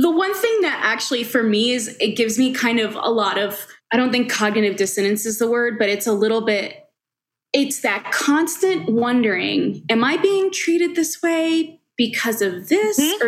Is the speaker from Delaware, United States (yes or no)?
no; Long Island, New York, United States; also born or lived in Colombia; now in Denver, United States; I was born in Colombia and adopted to a Caucasian family. Uh, and I grew up in Long Island